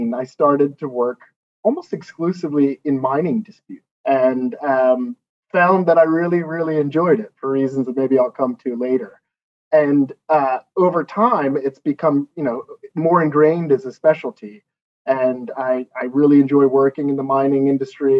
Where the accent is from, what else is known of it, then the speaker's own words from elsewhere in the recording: Philadelphia, Pennsylvania, United States; moved away as an adult; also born or lived in Washington, D.C.; now in London, United Kingdom; I grew up in Philadelphia, Pennsylvania